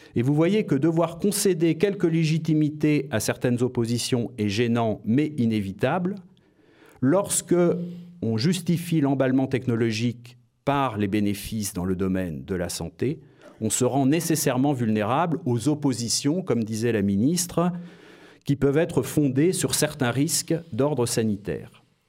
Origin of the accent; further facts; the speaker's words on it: France; je suis français et que je me suis beaucoup consacré aux mathématiques